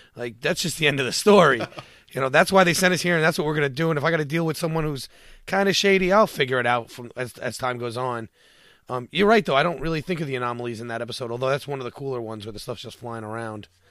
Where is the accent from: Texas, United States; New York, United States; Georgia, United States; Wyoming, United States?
New York, United States; I'm from New York